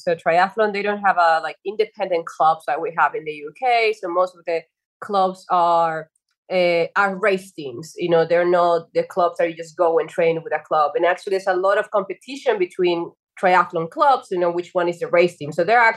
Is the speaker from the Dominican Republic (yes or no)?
yes; Dominican Republic; moved away as an adult; also born or lived in Spain; I'm originally from Dominican Republic, by the way. So I came to Spain in 2007 to do a master's degree